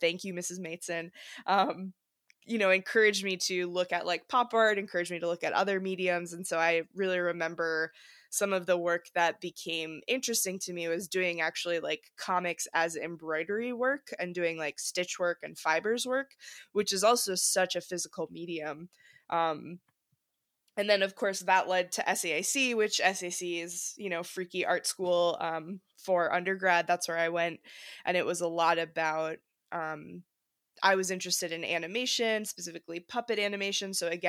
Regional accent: Wisconsin, United States; So I grew up in Wisconsin and my family was really involved in community theater

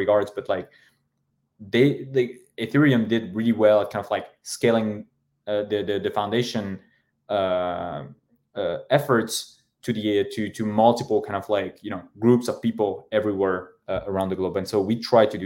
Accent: Paris, Île-de-France, France; I'm French, but I'm from Paris. I'm from, you know, the 18th district.

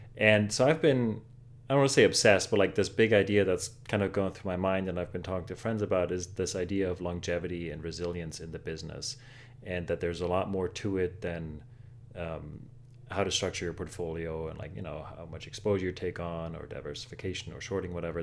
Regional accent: Germany; now in New York, United States; I grew up in Germany

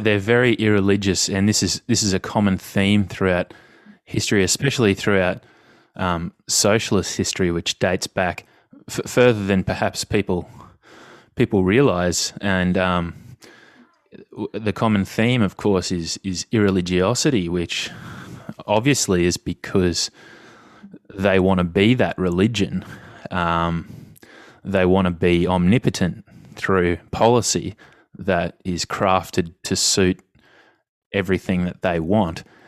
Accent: Australia; as an Australian

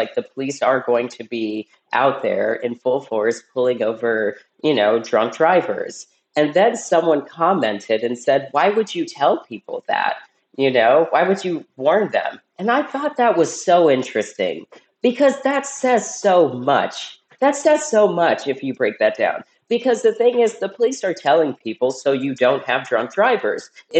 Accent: Cincinnati, Ohio, United States; And actually, like, you know, I'm from Cincinnati, you know, people just think, oh, that is like what California is like.

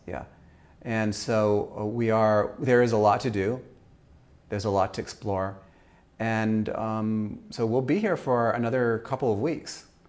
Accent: Austria; moved away; I grew up in Austria

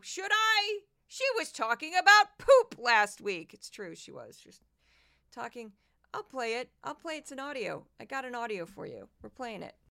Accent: Missouri, United States; I'm from Missouri.

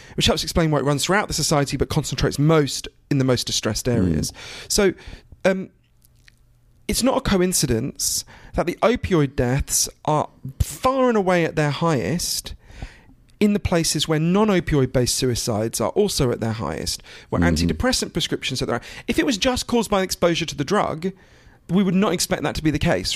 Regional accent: United Kingdom; also born or lived in Switzerland (ancestry) / United States; I'm obviously British and I spend a lot of my time here in the US

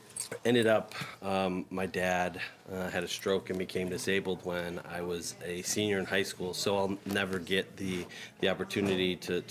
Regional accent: Chicago, Illinois, United States; moved away as an adult; also born or lived in South Carolina; And so growing up in Chicago

